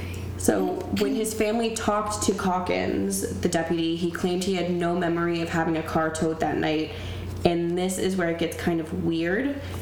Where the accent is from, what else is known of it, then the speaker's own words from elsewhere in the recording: Naples, Florida, United States; this first case I chose because it came from my hometown.